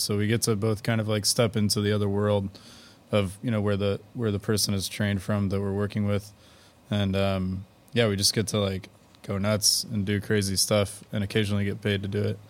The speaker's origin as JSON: {"language": "English", "town": "Houston", "region": "Texas", "country": "United States", "said": "I'm from Houston and then I went away for school and came back"}